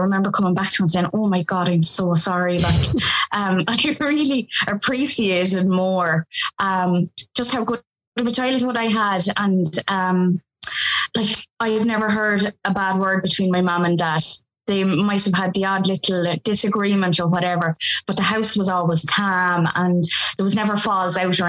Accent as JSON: {"language": "English", "town": "Kilkenny", "region": "Leinster", "country": "Ireland", "said": "I come from Kilkenny."}